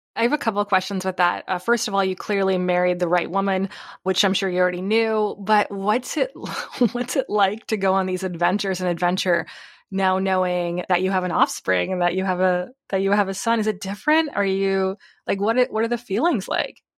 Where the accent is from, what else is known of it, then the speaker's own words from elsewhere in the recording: Tilbury, Ontario, Canada; I'm actually from Southern Ontario. It's actually called Tilbury.